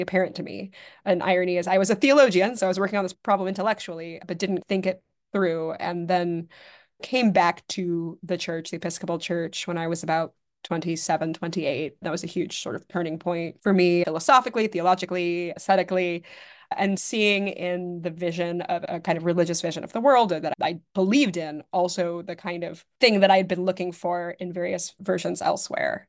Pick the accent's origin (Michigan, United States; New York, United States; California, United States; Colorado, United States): New York, United States; New York City; I grew up in New York City